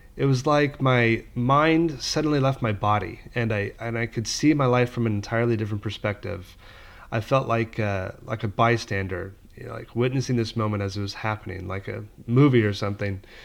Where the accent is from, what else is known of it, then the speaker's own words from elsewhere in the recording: Palm Springs, California, United States; also born or lived in Los Angeles; my family moved a couple hours away to Palm Springs when I was little